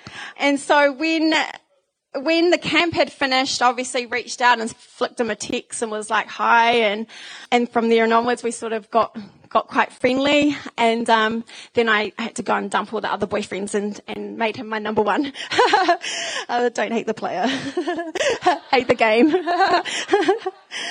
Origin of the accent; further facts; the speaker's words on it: Whanganui, Manawatū-Whanganui, New Zealand; I grew up in Whanganui, so that's my St. Mary's primary school photo